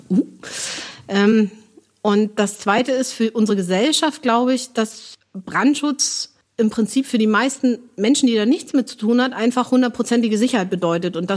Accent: Northern Germany, Germany; Finde ich nebenbei auch noch ganz hübsch, wenn es verklinkert wird, aber ich komme aus Norddeutschland.

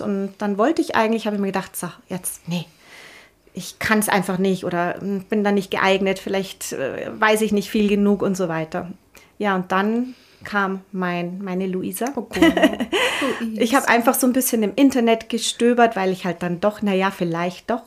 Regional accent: Bad Reichenhall, Bavaria, Germany; moved away as an adult; also born or lived in Munich; ich komme aus Bad Reichenhall, das ist alles etwas kleiner und ja, man ist so ein bisschen behütet

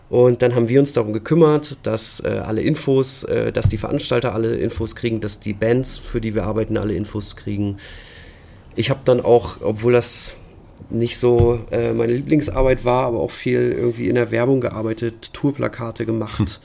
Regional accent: Lower Saxony, Germany; gerade bei uns in Ostfriesland war immer so die, die große Bastion, wo jeder hin wollte, war halt Hamburg.

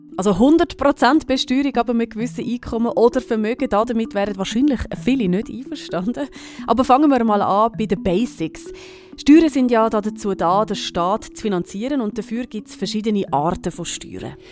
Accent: Switzerland; bei uns in der Schweiz

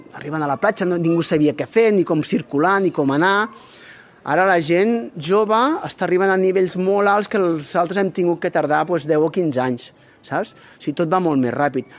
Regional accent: Barcelona, Sabadell, Catalonia, Spain; som de Barcelona, Sabadell

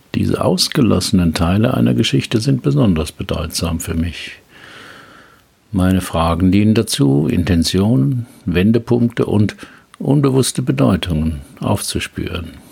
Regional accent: Heidelberg, Baden-Württemberg, Germany; Heidelberger Schloss, meiner Geburtsstadt

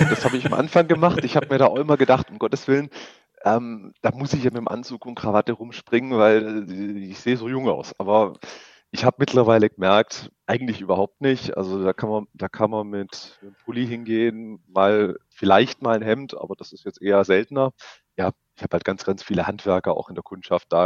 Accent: Stuttgart, Baden-Württemberg, Germany; now in Augsburg, Germany; ich komme aus Augsburg, beziehungsweise ursprünglich aus Stuttgart

